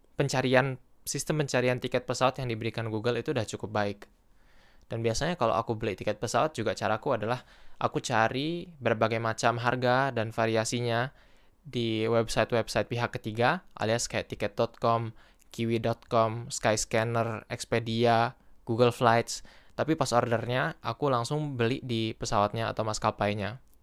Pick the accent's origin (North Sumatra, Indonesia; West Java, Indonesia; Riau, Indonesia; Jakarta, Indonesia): Riau, Indonesia; Pekanbaru